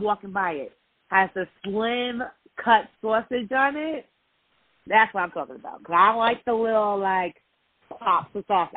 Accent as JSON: {"language": "English", "region": "New York", "country": "United States", "said": "I'm from Northeast, so I'm from New York"}